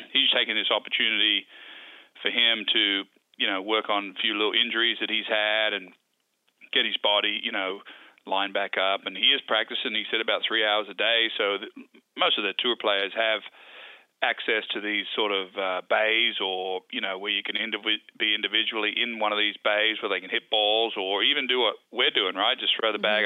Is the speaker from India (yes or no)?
no; Wagga Wagga, New South Wales, Australia; When I grew up, when I was a boy, growing up in Wagga, uh, Wagga Wagga